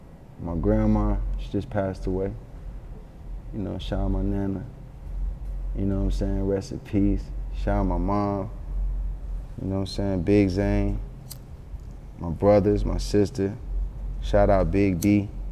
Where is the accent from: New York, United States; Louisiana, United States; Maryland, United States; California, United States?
New York, United States; Yonkers; born there; People don't know I was born in Yonkers. I'm really, really tied to Yonkers.